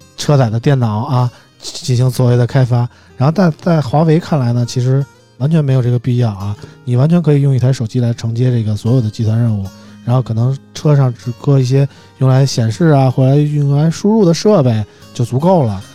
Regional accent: China; 作为一个中国人，还是真的可以支持一下的啊

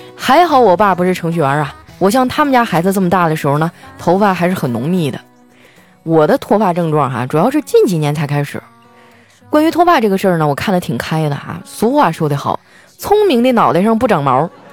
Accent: Northeast China, China; 我是一东北人 我们东北人呢，就好搓澡

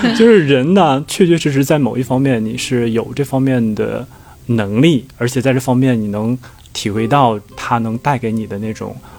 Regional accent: China; 我们中国人

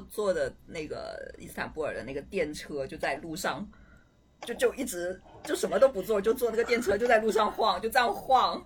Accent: Hainan, China; accent: Hainan accent; 我是一个海南人，就是我这个可能是海南腔吧

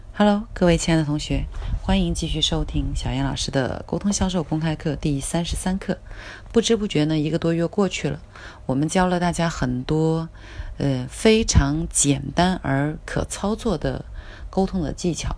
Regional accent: China; 我们中国人呢，呃，也有一句非常经典的话，就是“家财万贯不如知识傍身”

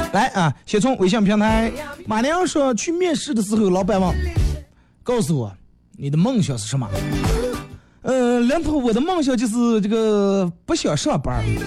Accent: Bayannur, Inner Mongolia, China; 咱们在巴芒长大这种小啊小时候的一些东西

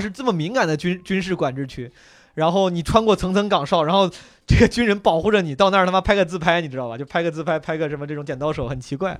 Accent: Henan, China; 我老家河南的嘛

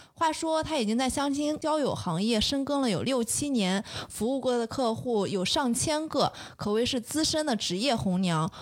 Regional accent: Shandong, China; 因为我是山东人

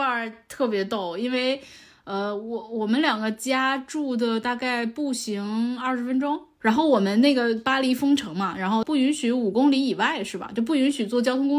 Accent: Changchun, Jilin, China; now in Beijing, China; 我是长春人嘛。

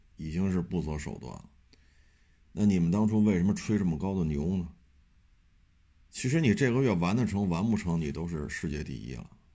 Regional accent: China; 我生活在中国这片土地上

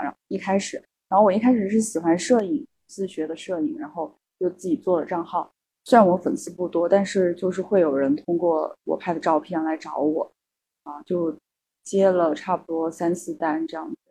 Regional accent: Kunming, Yunnan, China; moved away as an adult; now in Hangzhou, China; 也是第一次到杭州嘛，然后我老家是昆明的，对，呃，云南昆明

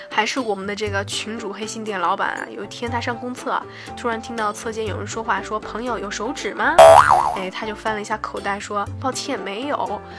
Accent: Chengdu, Sichuan, China; 我的成都老乡

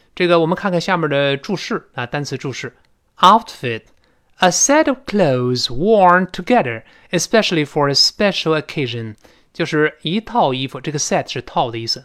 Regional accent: China; 我们中国人

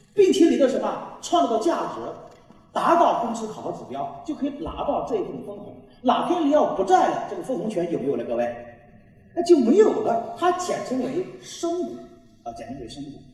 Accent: China; 我们中国人

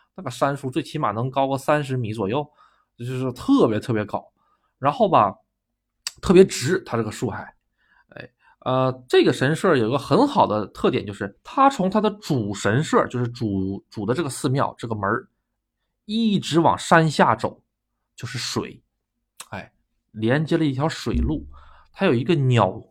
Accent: China; now in Gotemba, Japan; 我是中国人

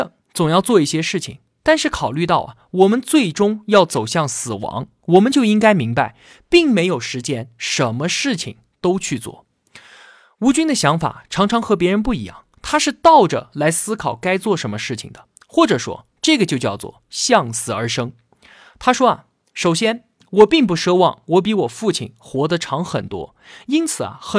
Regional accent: China; 我们中国人出于孝道，这个时候啊，就算是倾家荡产，也要延长那一点点生命。

